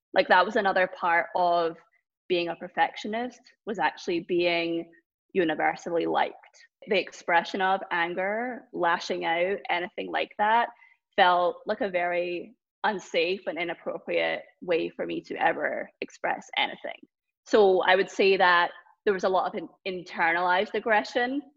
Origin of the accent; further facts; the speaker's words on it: Scotland, United Kingdom; now in Boston, United States; growing up in Scotland